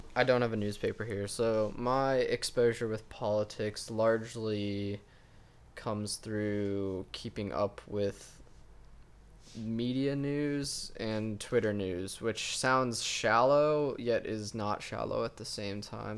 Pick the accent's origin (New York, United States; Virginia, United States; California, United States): Virginia, United States; Northern; I'm from Northern Virginia